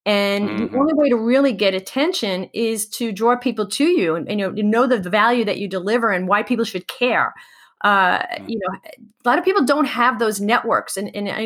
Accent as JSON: {"language": "English", "town": "New York City", "region": "New York", "country": "United States", "tie": "born or raised there", "said": "I grew up in Queens, which is one of the boroughs of New York City"}